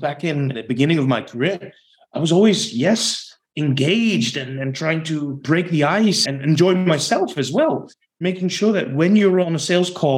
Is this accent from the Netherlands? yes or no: yes; Netherlands; English is a second language; I'm originally from the Netherlands, right? So I do have a bit of an accent in whichever language I speak.